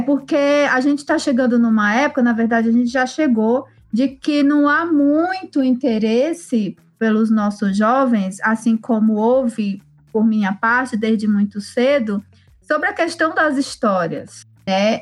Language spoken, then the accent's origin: Portuguese; Tabajara village, Serra da Ibiapaba, Ceará, Brazil; Nasci e cresci na aldeia do povo Tabajara, na Serra da Ibiapaba, no estado do Ceará